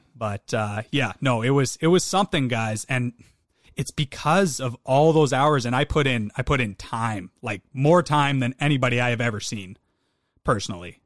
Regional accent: Western Canada, Canada; I'm from Western Canada

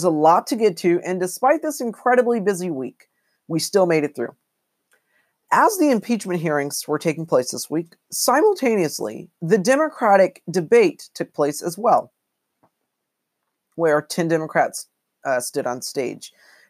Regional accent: United States; we as American citizens

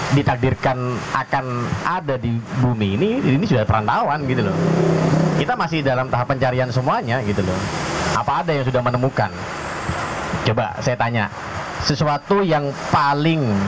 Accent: Jember, East Java, Indonesia; now in Trenggalek, Indonesia; asal usul saya dari Jember

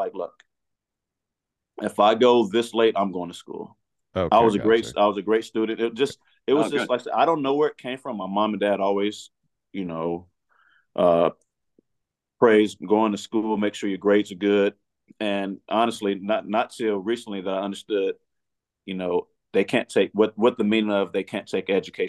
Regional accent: California, United States; I'm from California.

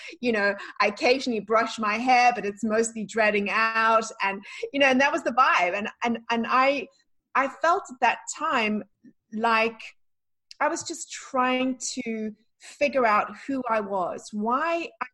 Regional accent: South Africa; also born or lived in London, United Kingdom; now in Florida, United States; the life that I had growing up in South Africa

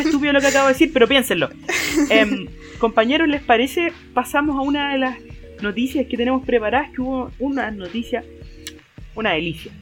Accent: Chile; cómo somos los chilenos como sociedad

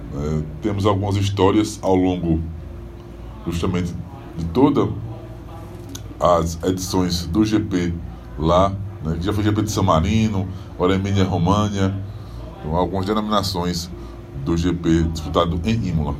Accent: Northeast Brazil, Brazil; a gente chama aqui no Nordeste

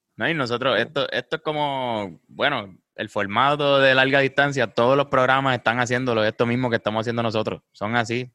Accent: Puerto Rico

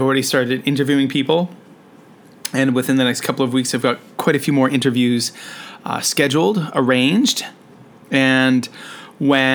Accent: Canada; now in Shenzhen, China; I'm a Canadian teacher who is currently living and working in Shenzhen, China.

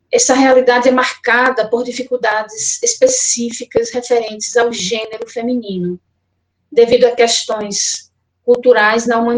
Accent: Olinda, Pernambuco, Brazil; now in Goiânia, Brazil; Sou de Olinda, Pernambuco, mas moro em Goiânia, Goiás.

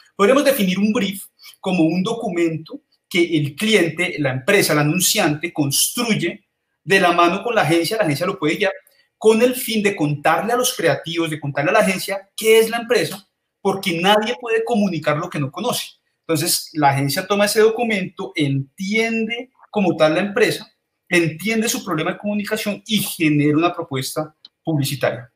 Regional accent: Colombia

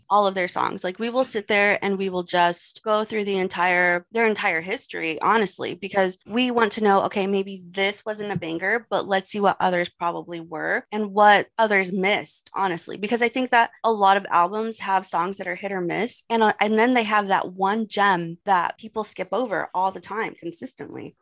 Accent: Texas, United States; I'm from Texas

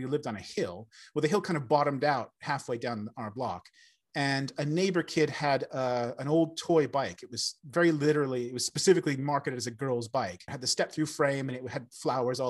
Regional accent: Seattle, Washington, United States; moved away; I'm originally from America. I grew up in Seattle

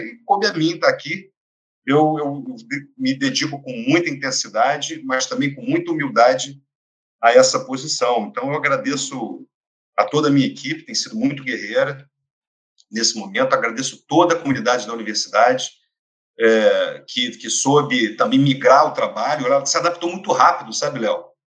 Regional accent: Niterói, Rio de Janeiro, Brazil; Eu sou nascido em Niterói, tive chance de estudar fora do país, etc. Mas sempre trabalhei em Niterói

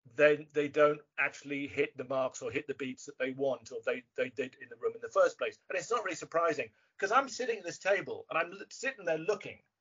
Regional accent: England, United Kingdom; being English

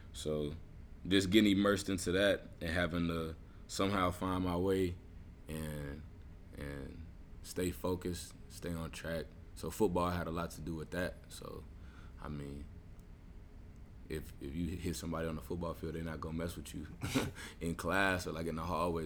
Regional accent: Little Rock, Arkansas, United States; I grew up in in Little Rock, Arkansas, uh, for most of my life

